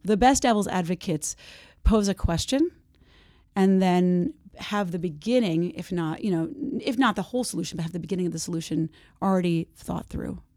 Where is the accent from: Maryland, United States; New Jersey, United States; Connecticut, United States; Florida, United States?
New Jersey, United States; moved away as an adult; also born or lived in San Francisco, California; I'm from New Jersey, and I'm back there now. I live there now